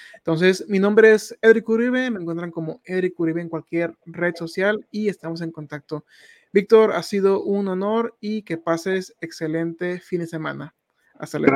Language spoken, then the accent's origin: Spanish; Tijuana, Baja California, Mexico; Yo soy de allá, Tijuana